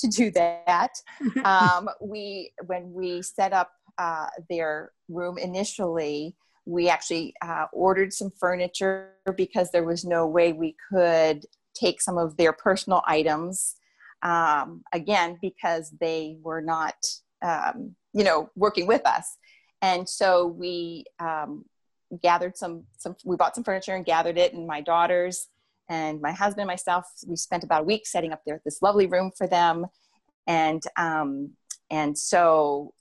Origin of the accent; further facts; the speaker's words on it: New Jersey, United States; I'm from New Jersey